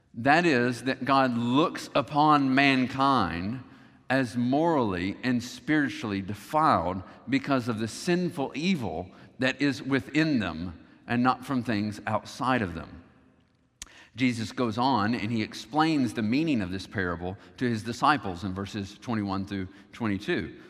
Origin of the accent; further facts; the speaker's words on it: the South, United States; growing up in the South, you recognize that Christianity was the dominant religion